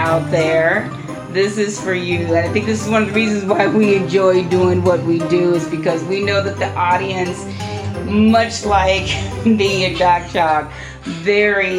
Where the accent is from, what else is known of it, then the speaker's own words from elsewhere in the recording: Oklahoma, United States; I'm from Oklahoma